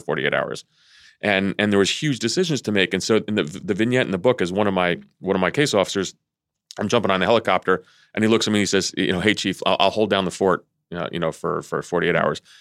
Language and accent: English; Vienna, Virginia, United States; also born or lived in Athens, Greece; Vienna, Virginia, my hometown.